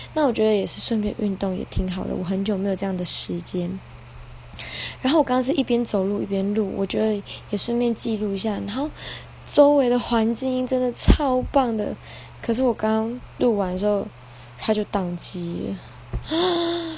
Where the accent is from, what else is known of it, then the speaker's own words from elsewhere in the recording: Chaozhou, Pingtung County, Taiwan; 对我来说它是一个小镇，因为我在这里长大